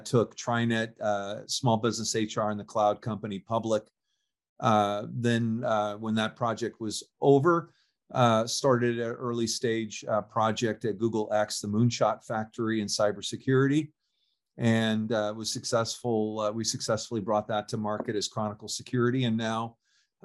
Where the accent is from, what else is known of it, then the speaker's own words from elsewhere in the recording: California, United States; I'm born and raised in California